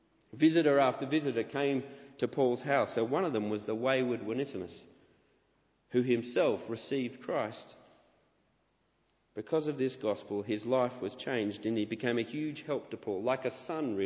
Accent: Canberra, Australian Capital Territory, Australia; moved away; also born or lived in Sydney; I was born in Canberra, Australia

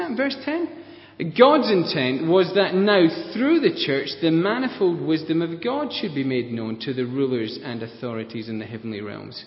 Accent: Scotland, United Kingdom; I'm Scottish

